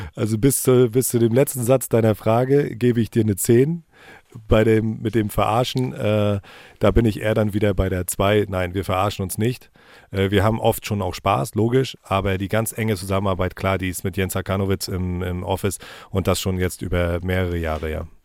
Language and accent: German; Rostock, Mecklenburg-Vorpommern, Germany; bin schon als kleiner Junge im Ostseestadion gewesen mit meiner Familie